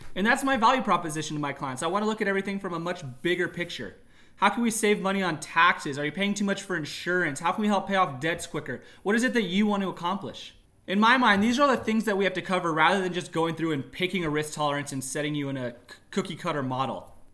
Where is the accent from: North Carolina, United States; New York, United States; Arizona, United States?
Arizona, United States; Tucson; moved away as an adult; now in Northern California, United States; I was raised there. I was born in Northern California, but we moved to Tucson when I was about four. So I lived in Tucson for eighteen years